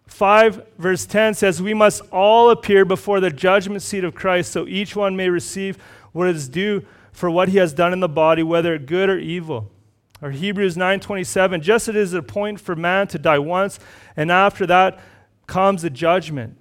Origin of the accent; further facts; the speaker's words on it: Red Deer, Alberta, Canada; moved away; also born or lived in Cochrane; I grew up in Red Deer.